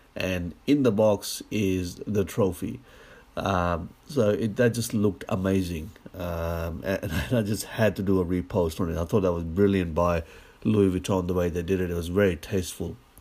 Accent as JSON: {"language": "English", "country": "Australia", "said": "as an Australian"}